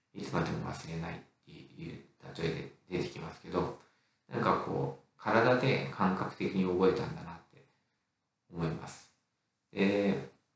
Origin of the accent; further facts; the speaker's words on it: Nagano, Japan; 私の地元、 長野市